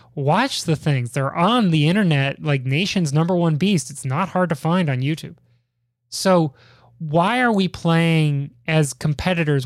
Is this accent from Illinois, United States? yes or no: yes; Chicago, Illinois, United States; my hometown of Chicago